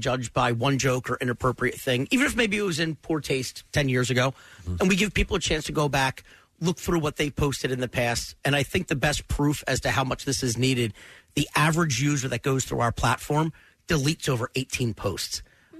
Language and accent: English; Springfield, Pennsylvania, United States; Springfield, Delaware County.